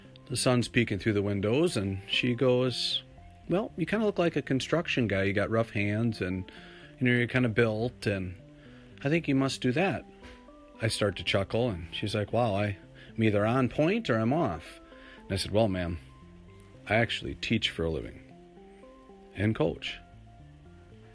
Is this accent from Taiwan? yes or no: no; Minnesota, United States; I'm from Minnesota. I was born in Minnesota.